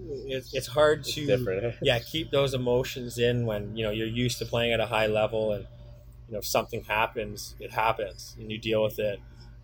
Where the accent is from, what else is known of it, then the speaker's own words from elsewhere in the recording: Windsor, Ontario, Canada; also born or lived in Sioux Lookout; So I grew up in Windsor. Windsor is my, I would call it my hometown now, not the Sioux anymore in a way.